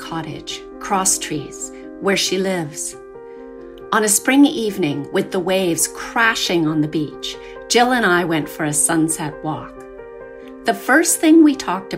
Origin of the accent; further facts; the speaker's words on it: Seaside, Nova Scotia, Canada; I was born and raised in Seaside, Nova Scotia.